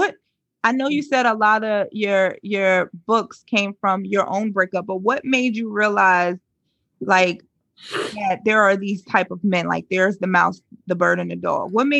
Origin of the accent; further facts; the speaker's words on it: New York City, New York, United States; I'm from the Bronx